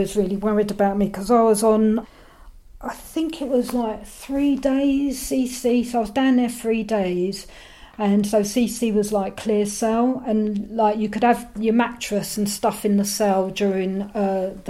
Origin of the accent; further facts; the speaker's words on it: London, United Kingdom; I'm from London